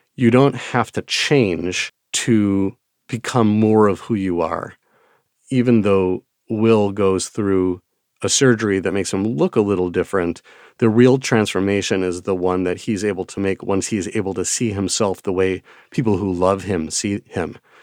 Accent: Wisconsin, United States; accent: Midwestern; pronouncing a lot of words due to my Midwestern accent

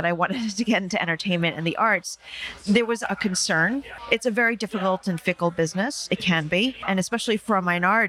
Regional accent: New York, United States; I was basically the only Asian American in my neighborhood and I grew up in New York

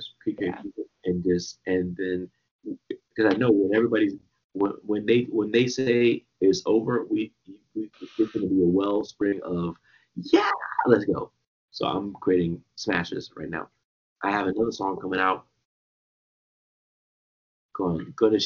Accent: Washington, District of Columbia, United States; also born or lived in Trinidad and Tobago (family); I'm born in Washington, D.C.

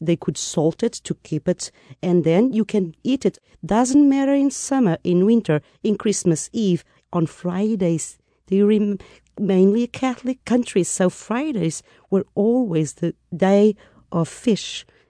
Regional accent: Lisbon, Portugal; From the south, the main city, Lisbon.

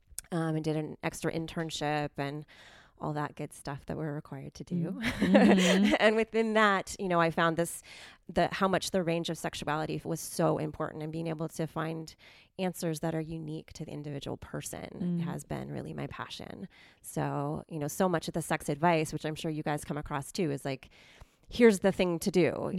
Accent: Silicon Valley, California, United States; moved away as an adult; now in Santa Cruz, United States; I grew up in Silicon Valley before it was cool to be from there.

